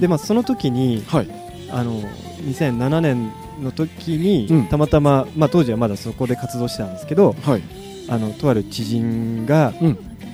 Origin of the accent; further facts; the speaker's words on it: Tokyo, Japan; 僕自身も東京生まれ東京育ち